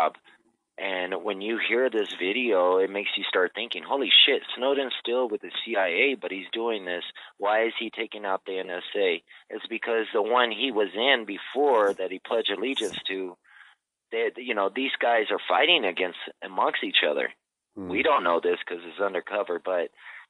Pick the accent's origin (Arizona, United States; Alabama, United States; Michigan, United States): Arizona, United States; Phoenix; moved away; I come from Phoenix, Arizona